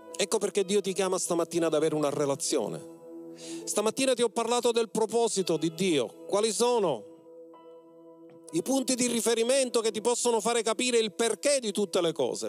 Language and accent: Italian; Mistretta, Sicily, Italy; moved away; Quando io ero al mio paese di origine mistretta